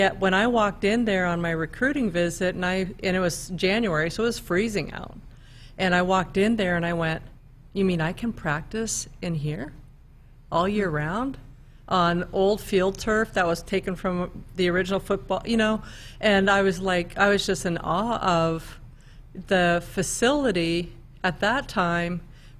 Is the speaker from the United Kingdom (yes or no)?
no; Canada; now in United States; Well, I came from Canada, so I felt like the opportunity to even come to a university in the United States, that to me was